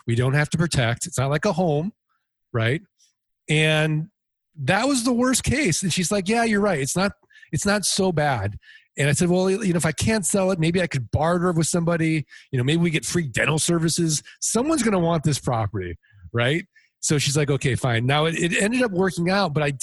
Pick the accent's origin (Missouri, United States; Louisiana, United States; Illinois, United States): Missouri, United States; St. Louis